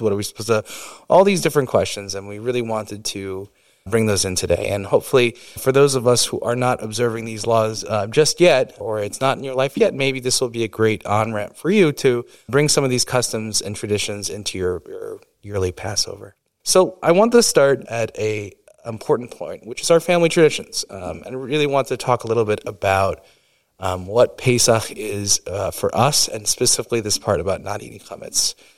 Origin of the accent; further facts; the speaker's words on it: New York, United States; I grew up in New York